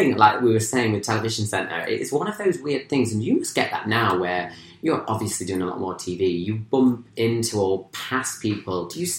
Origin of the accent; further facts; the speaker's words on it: Grimsby, Yorkshire and the Humber, United Kingdom; moved away as an adult; also born or lived in Manchester; I was born in Grimsby